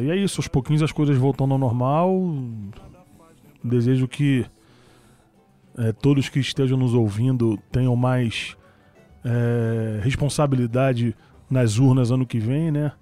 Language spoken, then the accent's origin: Portuguese; Rio de Janeiro, Brazil; Na Uruguai, eu nasci na Uruguai 138